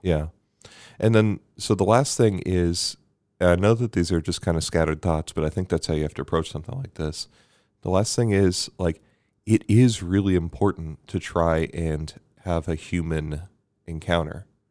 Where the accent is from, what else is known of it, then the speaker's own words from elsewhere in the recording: Bermuda; moved away; growing up in Bermuda.